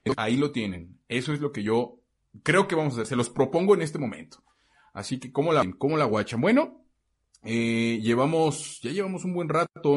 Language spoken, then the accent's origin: Spanish; Mexico; first language Spanish